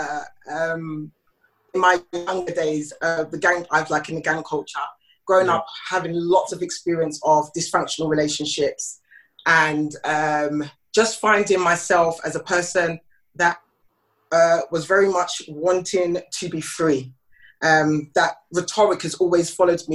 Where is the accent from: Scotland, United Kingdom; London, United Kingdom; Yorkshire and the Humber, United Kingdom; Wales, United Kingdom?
London, United Kingdom; I'm originally from South of the Waters. I'm a South London girl